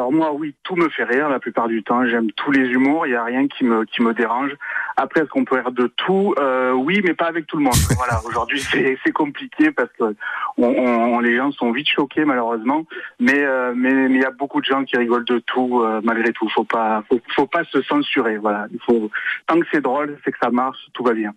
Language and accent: French; Marseille, Provence-Alpes-Côte d'Azur, France; accent: Marseille gouaille; ma gouaille euh, marseillaise, que je suis marseillais